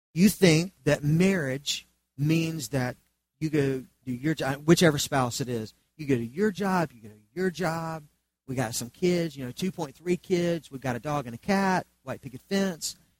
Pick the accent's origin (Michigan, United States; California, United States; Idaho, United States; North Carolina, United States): North Carolina, United States; Charlotte; I grew up in Charlotte under the umbrella of the PTL Club